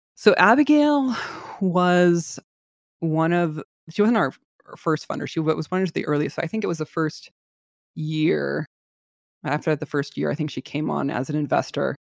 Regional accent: San Francisco Bay Area, California, United States; I'm from the Bay Area

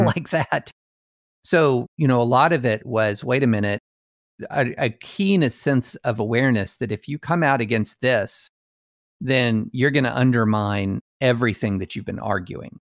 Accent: United States

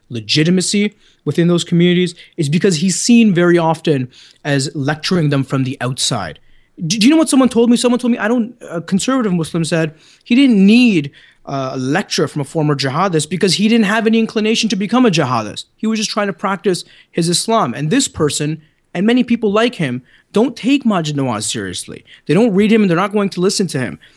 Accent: Canada; accent: Canadian; my good Canadian accent

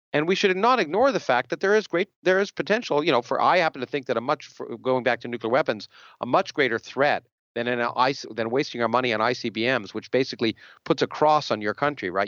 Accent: Canada; now in United States; I grew up in Canada

